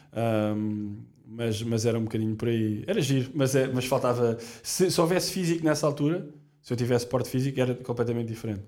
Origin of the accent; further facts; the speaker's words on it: Portugal; Nós, nós somos portugueses, portanto, logo desde muito novos na escola